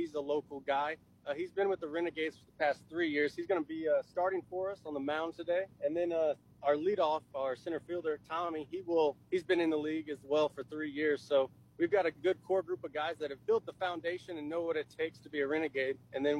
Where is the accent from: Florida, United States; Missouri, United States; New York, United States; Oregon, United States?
Missouri, United States; Just being in Central Missouri. I'm born and raised in Central Missouri.